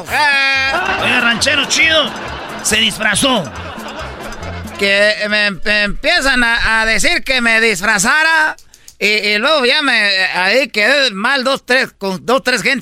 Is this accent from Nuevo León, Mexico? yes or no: yes; Monterrey, Nuevo León, Mexico; yo soy de Monterrey